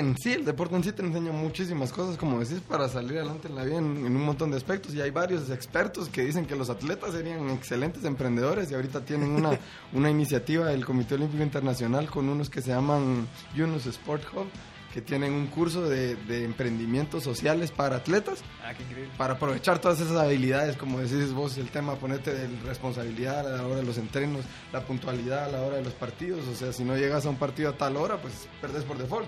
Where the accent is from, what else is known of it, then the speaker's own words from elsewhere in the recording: Guatemala; si somos guatemaltecos ilustres